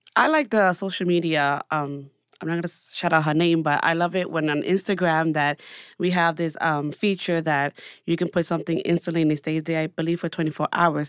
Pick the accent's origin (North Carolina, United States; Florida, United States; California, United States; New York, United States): New York, United States; New York City; as a New Yorker